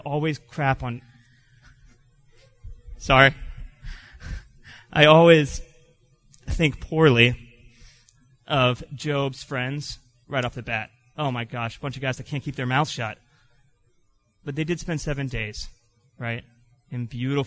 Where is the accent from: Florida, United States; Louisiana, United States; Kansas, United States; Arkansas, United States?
Florida, United States; I grew up in Florida